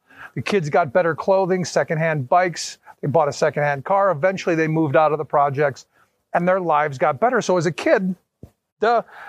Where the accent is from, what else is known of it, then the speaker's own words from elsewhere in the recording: Cleveland, Ohio, United States; I grew up in a housing project on the west side of Cleveland.